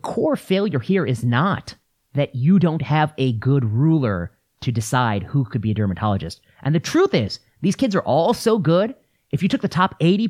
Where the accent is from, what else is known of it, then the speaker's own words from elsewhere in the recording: La Porte, Indiana, United States; I grew up in La Porte, Indiana, which is Rust Belt, tough place.